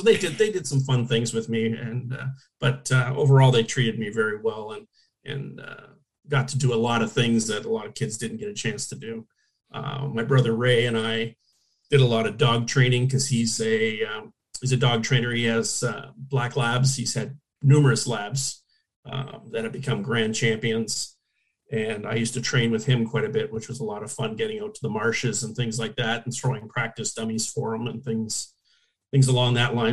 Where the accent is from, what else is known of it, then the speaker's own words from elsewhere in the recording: Hamilton, Ontario, Canada; moved away as an adult; now in Orlando, United States; I was born in Hamilton, uh, which is 20 minutes from Toronto, basically